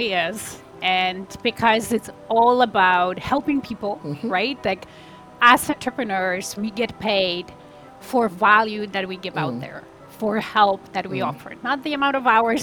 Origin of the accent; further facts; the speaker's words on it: Poland; now in Toronto, Canada; I'm originally from Poland. I live in Canada, in Toronto area with my family